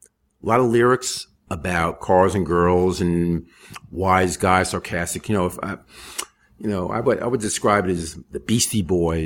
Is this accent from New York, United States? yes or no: yes; New York City, New York, United States; I grew up in Jackson Heights. I went to elementary school with Johnny Thunders. I moved out of the neighborhood.